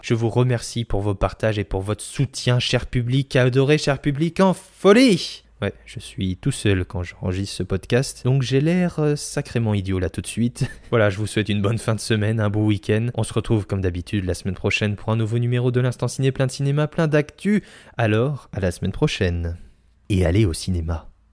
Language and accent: French; France; chez nous en France